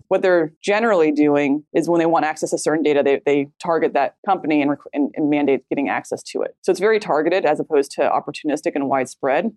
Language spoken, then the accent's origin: English; United States; we as a American population